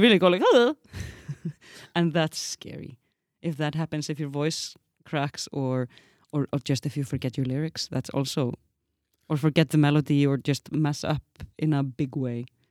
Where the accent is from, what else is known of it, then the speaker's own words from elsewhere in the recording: Iceland; moved away; as an Icelandic woman